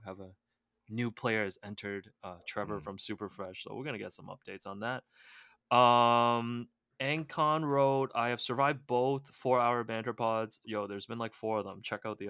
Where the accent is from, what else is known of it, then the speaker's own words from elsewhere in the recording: Toronto, Ontario, Canada; now in Las Vegas, United States; Because you asked, I grew up in Toronto, hardcore Raps fans from season 1, and now I live in Vegas